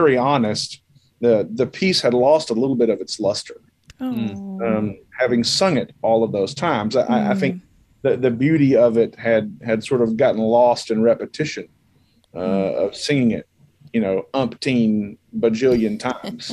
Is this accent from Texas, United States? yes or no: yes; Paris, Texas, United States; Our schools in the hometown where I grew up in Paris, Texas